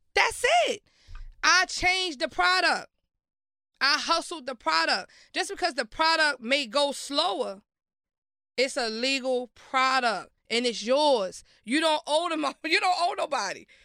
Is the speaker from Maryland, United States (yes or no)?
yes; Baltimore, Maryland, United States; also born or lived in Brooklyn, New York; I was raised in Baltimore. I went to school in Baltimore.